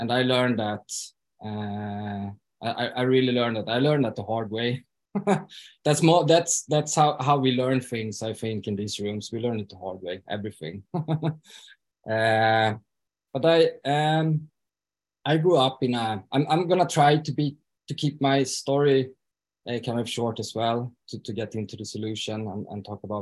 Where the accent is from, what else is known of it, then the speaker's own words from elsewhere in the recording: Stockholm, Stockholm County, Sweden; moved away as an adult; now in Falun, Sweden; I am from Stockholm from the beginning though, but I've been living here since 2013.